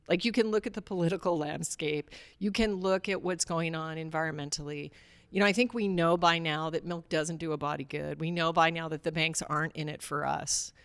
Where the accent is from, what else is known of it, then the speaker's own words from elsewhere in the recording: Alaska, United States; I grew up in Alaska